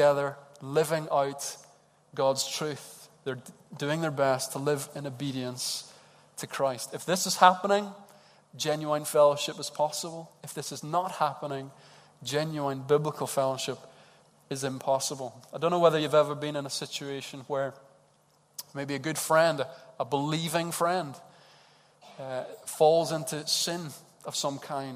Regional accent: Edinburgh, Scotland, United Kingdom; Edinburgh people, as the Glaswegians call us

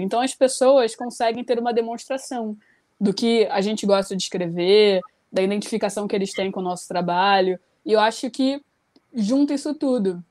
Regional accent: Rio de Janeiro, Brazil; eu tenho 29 anos, sou carioca.

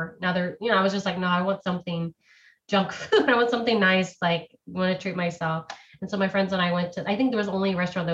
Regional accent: United States; I'm the American

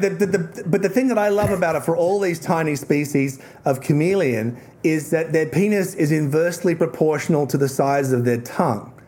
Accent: Tasmania, Australia; I'm from Tasmania

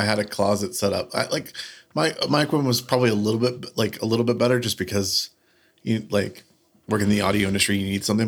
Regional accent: the South, United States; I'm from the South. I'm going to pronounce every every uh, every vowel as hard

